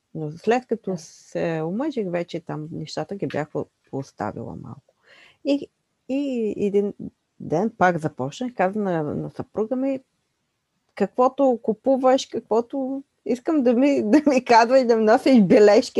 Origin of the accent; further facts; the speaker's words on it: Bulgaria; които ние притежаваме като българи